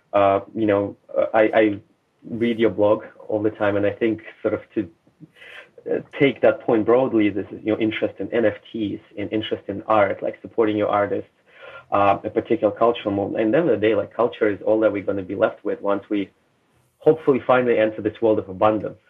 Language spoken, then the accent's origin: English; Russia; moved away; also born or lived in Canada; I was born in Soviet Union, raised in Russia